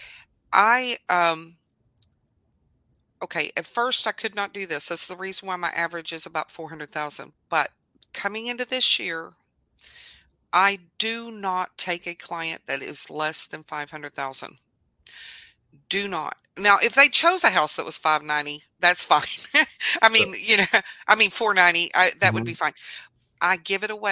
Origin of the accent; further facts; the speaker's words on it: Southlake, Texas, United States; now in Mansfield, United States; that's where I was born and raised